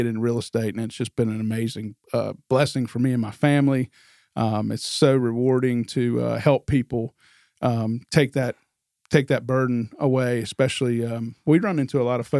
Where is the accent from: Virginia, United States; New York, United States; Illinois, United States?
Virginia, United States; Manassas; also born or lived in Washington, D.C.; now in South Carolina, United States; I'm actually originally from Manassas, Virginia. That's about 25 miles south of Washington, D.C. So that's where I was born and raised.